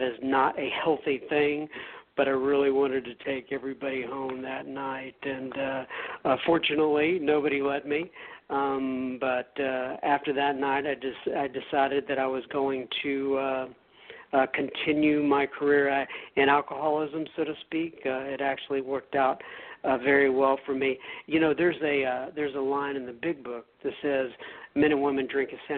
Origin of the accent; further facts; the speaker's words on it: Dallas, Texas, United States; accent: Texas; also born or lived in Bangor, Maine; I am from the Dallas, Texas area. I have primarily lived here my entire life.